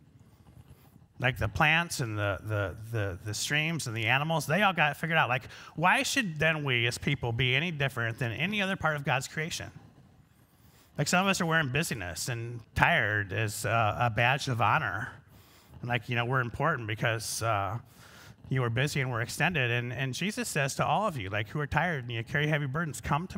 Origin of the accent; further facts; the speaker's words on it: Pocahontas County, Northwest Iowa, United States; So I'm from Northwest Iowa.